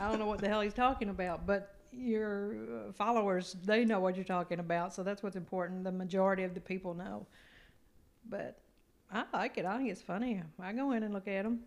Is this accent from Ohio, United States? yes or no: no; Eastern Shore of Maryland, United States; born or raised there; moved away